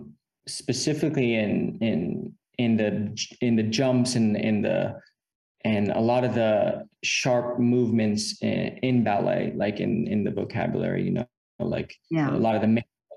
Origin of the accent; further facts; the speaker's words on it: United States; also born or lived in Tampa, Florida; I was born in America, and I've been living in America my whole life